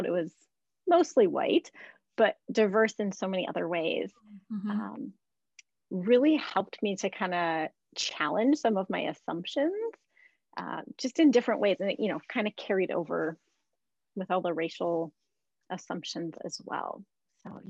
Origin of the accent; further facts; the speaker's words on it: Yankton, South Dakota, United States; moved away as an adult; also born or lived in Durham, North Carolina; now in Minnesota, United States; I grew up in Yankton, South Dakota